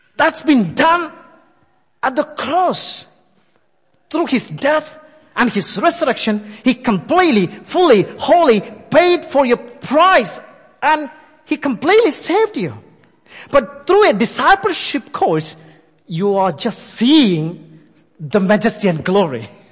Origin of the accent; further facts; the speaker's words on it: India; moved away; I born and brought up in India.